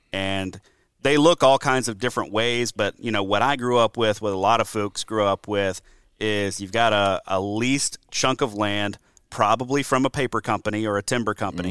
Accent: Mobile, Alabama, United States; moved away as an adult; also born or lived in Louisiana / Wisconsin; now in Georgia, United States; I'm originally from the Deep South, originally from Mobile, Alabama.

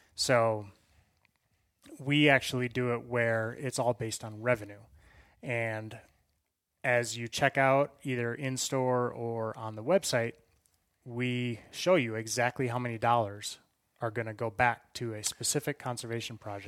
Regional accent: Wisconsin, United States; moved away as an adult; now in Colorado, United States; I hail originally from Wisconsin. Grew up, uh, literally a five-minute bike ride from the Mississippi River

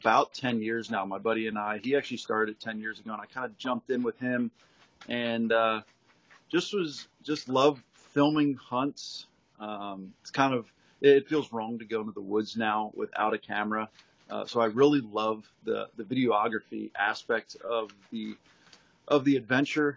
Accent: Lititz, Pennsylvania, United States; also born or lived in Potter County, Pennsylvania; I'm from Lancaster County, Pennsylvania, in Lititz

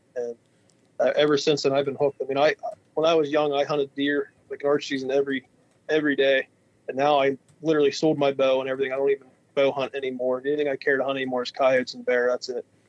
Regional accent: Western Pennsylvania, United States; We're from Western Pennsylvania, and uh, we haul logs for a living. That's a pretty booming business in this part of Western Pennsylvania.

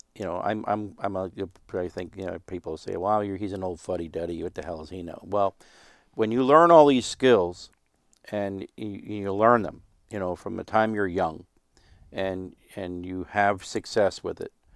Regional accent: Stouchsburg, Pennsylvania, United States; I was born and raised in Stoutsburg, which is a little town between, you know, Womelsdorf and Myerstown

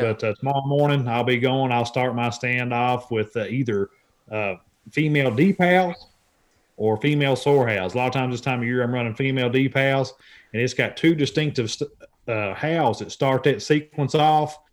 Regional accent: Central Kentucky, United States; I'm born and raised in Central Kentucky

